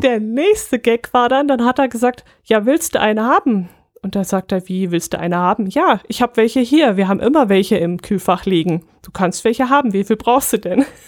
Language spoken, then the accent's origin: German; Allgäu, Germany; wir sind Allgäuer